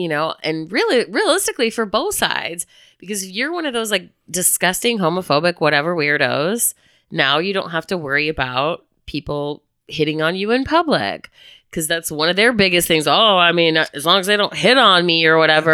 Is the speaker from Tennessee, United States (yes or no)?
no; Chicago, Illinois, United States; also born or lived in Bloomington, Indiana; now in Northwest Arkansas, United States; I'm from Chicago